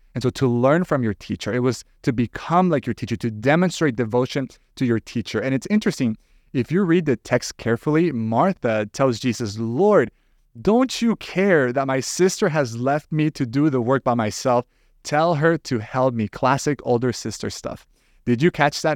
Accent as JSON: {"language": "English", "country": "El Salvador", "tie": "born or raised there", "moved": "as an adult", "lives_now": "United States", "said": "I was actually born and raised in El Salvador, and it wasn't until some years ago that I moved to the U S"}